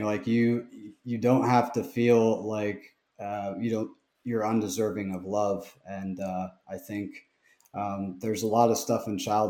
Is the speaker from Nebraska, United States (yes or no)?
yes; Fremont, Nebraska, United States; I'm from Fremont, which is, it's probably a town of 25,000.